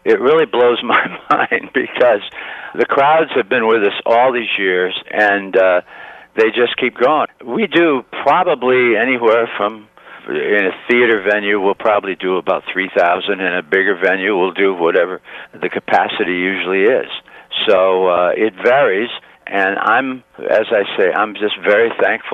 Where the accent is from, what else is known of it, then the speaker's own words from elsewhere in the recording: Niles, Michigan, United States; Niles, Michigan, my hometown, with my high school group